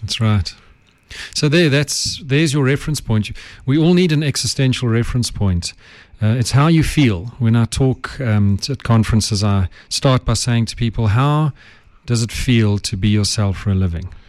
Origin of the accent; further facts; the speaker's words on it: Johannesburg, Gauteng, South Africa; I have English roots. My ancestors were English, but I grew up in Joburg